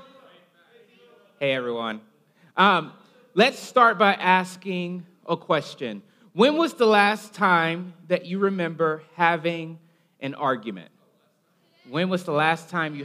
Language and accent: English; Alabama, United States; I'm from Alabama. Occasionally my accent comes out